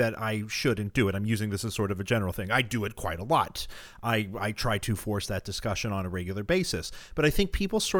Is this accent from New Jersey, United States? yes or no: no; Missouri, United States; moved away; also born or lived in St. Louis, Missouri; I was born in St. Louis, Missouri, and my parents got white flight and fled to the suburbs, and I grew up in the county in Missouri that just went for Trump by the widest margin in 2016